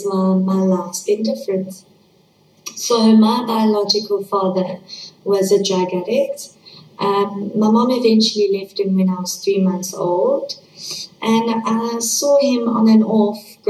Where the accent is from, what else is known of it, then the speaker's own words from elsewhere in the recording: East London, Eastern Cape, South Africa; also born or lived in Johannesburg, South Africa; when I was 4 years old, we moved from Johannesburg, South Africa, to East London, South Africa.